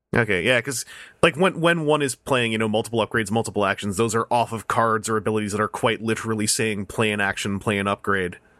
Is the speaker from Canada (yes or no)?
yes; Victoria, British Columbia, Canada; moved away; I went back to my hometown in Victoria, B C